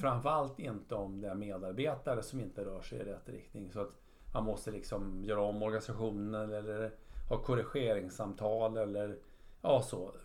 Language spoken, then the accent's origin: Swedish; Sweden; Jag är uppväxt i i Sverige